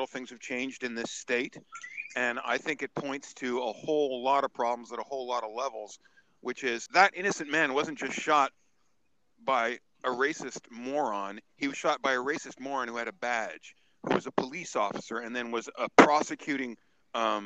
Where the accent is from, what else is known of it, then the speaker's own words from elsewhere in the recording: Canada; now in Atlanta, United States; I was born in Canada